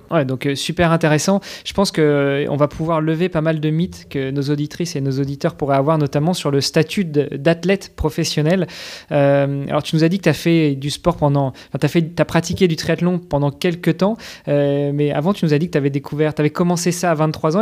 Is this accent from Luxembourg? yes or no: yes; Luxembourg; chez nous à Luxembourg.